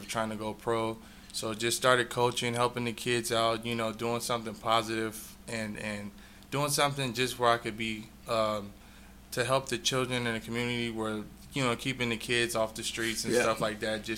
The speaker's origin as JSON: {"language": "English", "town": "Bakersfield", "region": "California", "country": "United States", "tie": "born or raised there", "said": "I'm born and raised in Bakersfield, California"}